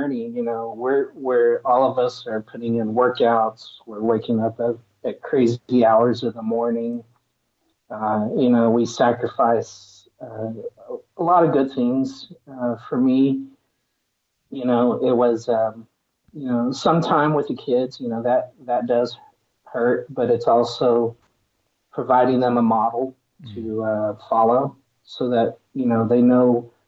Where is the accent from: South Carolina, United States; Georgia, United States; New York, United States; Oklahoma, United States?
Oklahoma, United States; Stillwater; also born or lived in Tahlequah, Oklahoma; now in Tulsa, United States; I'm originally from the small town of Tahlequah out in Cherokee Nation, but I grew up in Stillwater, the home of Oklahoma State Cowboys